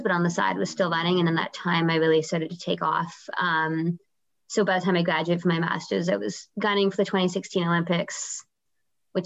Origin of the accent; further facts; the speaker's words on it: Vancouver, British Columbia, Canada; also born or lived in Guelph, Ontario; I'm from Vancouver. So I grew up here